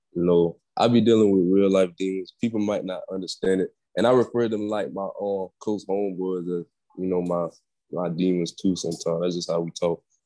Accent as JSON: {"language": "English", "town": "Orlando", "region": "Florida", "country": "United States", "tie": "born or raised there", "said": "I was born in Orlando"}